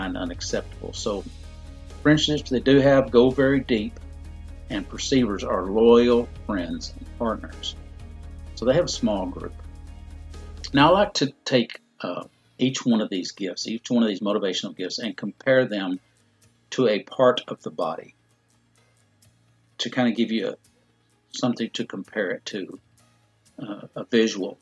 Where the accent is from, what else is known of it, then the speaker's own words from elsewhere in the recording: Dallas, Texas, United States; I'm born and raised in Dallas